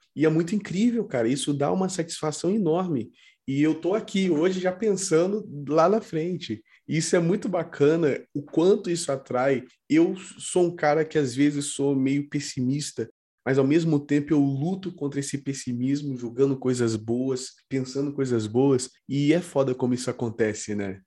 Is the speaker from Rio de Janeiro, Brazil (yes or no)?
yes; Volta Redonda, Rio de Janeiro, Brazil; moved away as an adult; now in São Paulo, Brazil; Eu sou do Rio e tal, eu absorvi muito daquilo lá, apesar de eu, nasci, eu ser nascido no interior do Rio